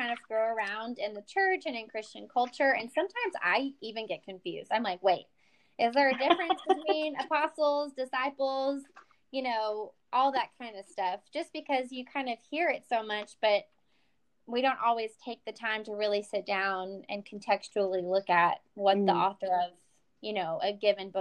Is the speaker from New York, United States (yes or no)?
no; East Texas, United States; you can tell I'm from East Texas.